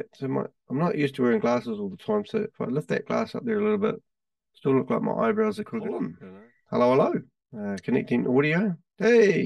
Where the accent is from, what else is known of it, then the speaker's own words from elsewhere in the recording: Christchurch, Canterbury, New Zealand; I'm from Christchurch. We're based in New Zealand